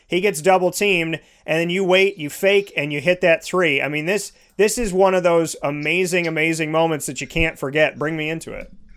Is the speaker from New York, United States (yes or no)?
yes; Syracuse, New York, United States; I grew up in Syracuse, New York. Born and raised, ten minutes from the All dome